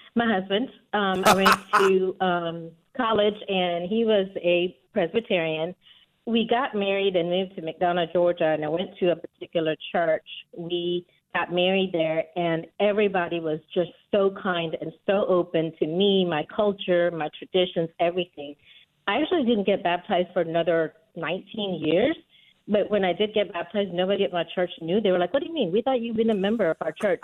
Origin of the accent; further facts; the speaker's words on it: India; now in United States; I was born and raised in India and then moved to America